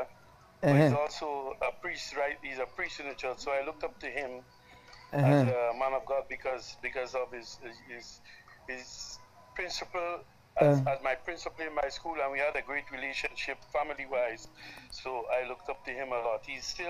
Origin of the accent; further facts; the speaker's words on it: Grenada; I am from Grenada.